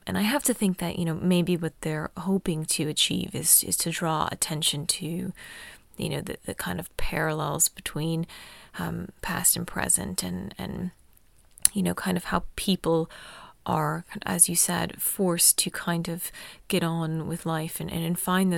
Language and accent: English; United States; as an American